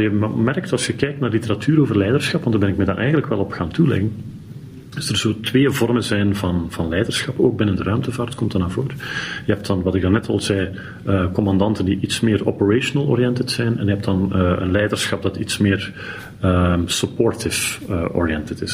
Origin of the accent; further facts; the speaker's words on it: Belgium; als Belg